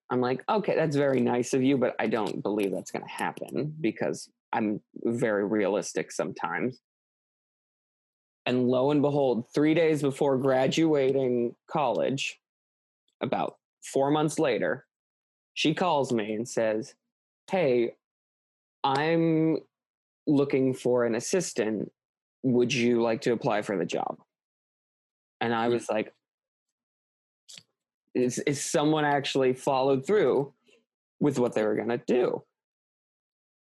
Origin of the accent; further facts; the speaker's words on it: Midwest, United States; moved away as an adult; now in Los Angeles, United States; I came from the Midwest, a family that like never really expanded from its like plot of land